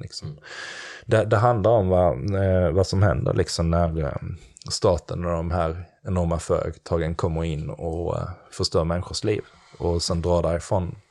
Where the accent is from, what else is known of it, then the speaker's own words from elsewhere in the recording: Klippan, Skåne, Sweden; jag kommer från Skåne där nere och um, Klippan heter det, det ligger utanför Helsingborg en bit